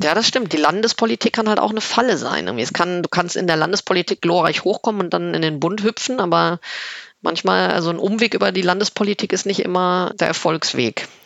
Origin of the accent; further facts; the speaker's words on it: Rhineland, Germany; now in Berlin, Germany; als Rheinländerin